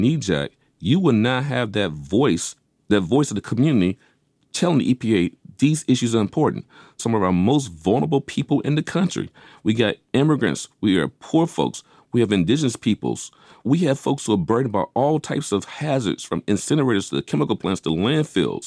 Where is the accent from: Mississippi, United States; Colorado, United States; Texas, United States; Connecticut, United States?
Mississippi, United States; Vicksburg; where I grew up in Vicksburg, Mississippi